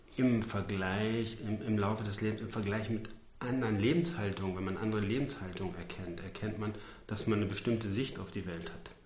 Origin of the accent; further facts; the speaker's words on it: Ruhr area, North Rhine-Westphalia, Germany; ich komme ja aus dem Ruhrgebiet